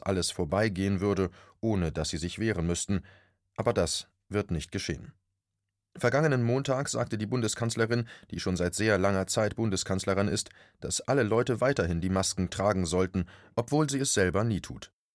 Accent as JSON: {"language": "German", "country": "Germany", "said": "Bei uns in Deutschland"}